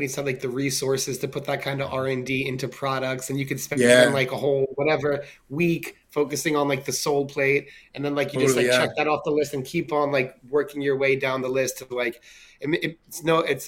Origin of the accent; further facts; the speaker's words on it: New York City, New York, United States; moved away; also born or lived in California; growing up in New York City was an amazing education